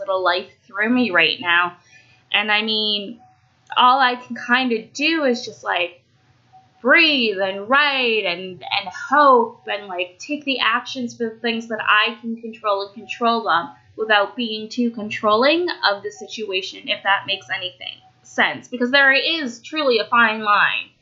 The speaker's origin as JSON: {"language": "English", "country": "Canada", "also_born_or_lived": "Romania", "said": "I'm Canadian. And I do realize, like, I am so very fortunate to be in Canada"}